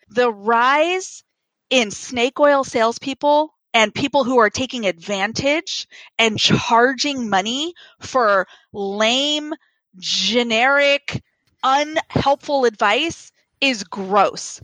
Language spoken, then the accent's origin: English; Kansas, United States; poor kids like me in the middle of Kansas